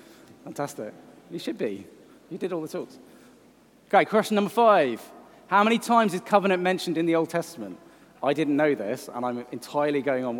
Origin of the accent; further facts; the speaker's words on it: Welsh, Wales, United Kingdom; I'm Welsh.